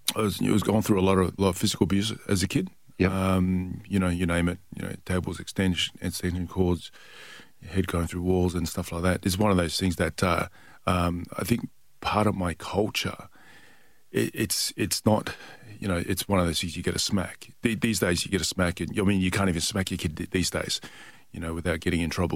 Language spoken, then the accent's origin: English; Perth, Western Australia, Australia; also born or lived in Tonga; Perth, Western Australia, and that's yeah. my hometown. So yeah. I'm from six one six four South Lake